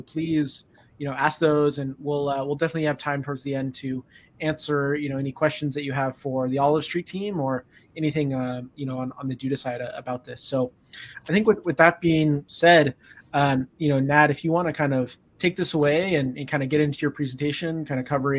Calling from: San Mateo, California, United States; I'm calling in from San Mateo. I live in the Bay Area.

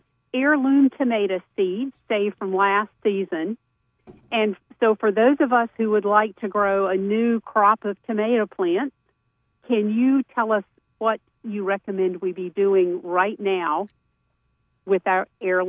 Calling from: Mount Airy, United States; I am calling from Mount Airy

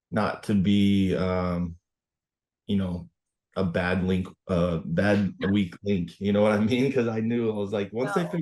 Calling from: Nampa, Idaho, United States; Uh, Bo- uh not Boise, Nampa, Idaho.

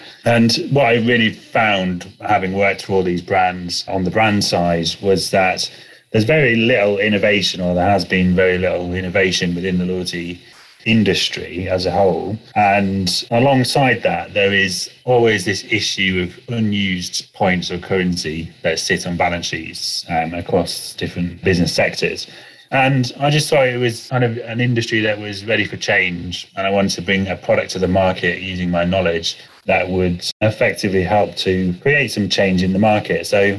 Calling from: England, United Kingdom; Hi, I'm joining you from the UK, just outside of London in the countryside.

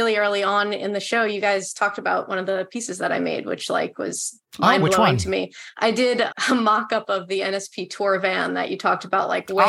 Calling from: New York, United States; New York.

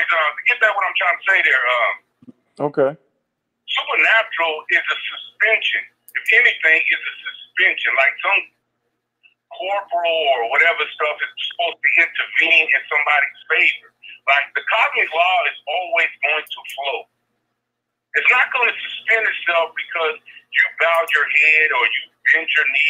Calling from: Oklahoma, United States; I'm calling from Oklahoma

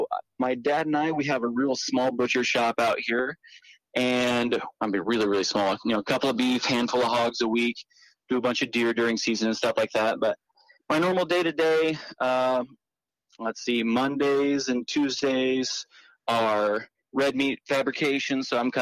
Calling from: Kansas, United States; Oh, I am here in central Kansas, in the middle of everything.

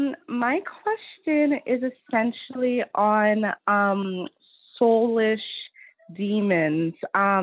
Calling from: Ottawa, Ontario, Canada; I'm calling in from Ottawa, Canada.

